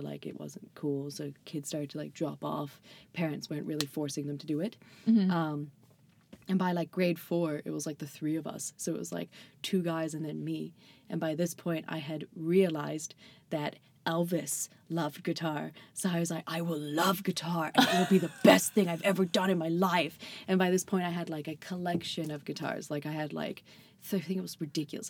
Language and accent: English; seaside town on the English Channel, Southern England, United Kingdom; moved away; I'm actually from Southern England.